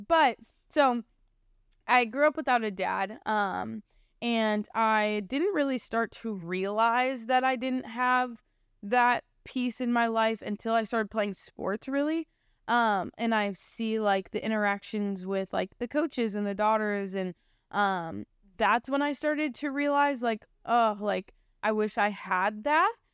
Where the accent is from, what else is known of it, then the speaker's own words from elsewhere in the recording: Canton, Ohio, United States; I was born January third of two thousand one, um, in Canton, Ohio. So I grew up in Ohio.